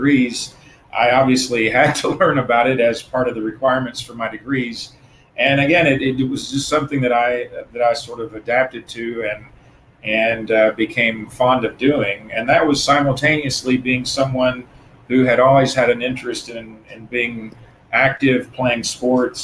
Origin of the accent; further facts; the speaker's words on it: Tennessee, United States; moved away as an adult; now in Florida, United States; So I'm originally from Tennessee. I moved to Florida about 25 years ago.